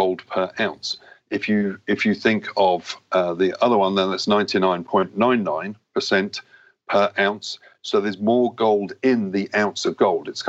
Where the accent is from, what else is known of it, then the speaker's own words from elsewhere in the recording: England, United Kingdom; moved away as an adult; also born or lived in Switzerland; I'm a British guy, born in England